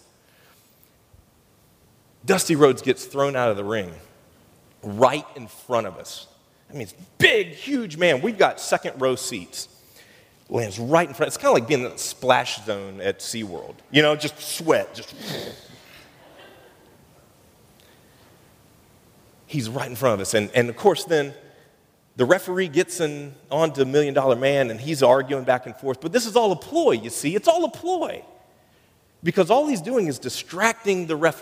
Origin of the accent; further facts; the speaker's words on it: United States; I grew up in Polk County